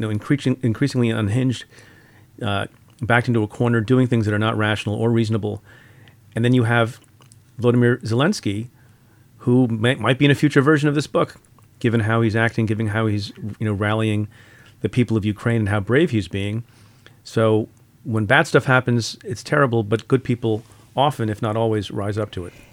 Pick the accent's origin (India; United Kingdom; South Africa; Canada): India; now in United States; I'm from India. Was born in India.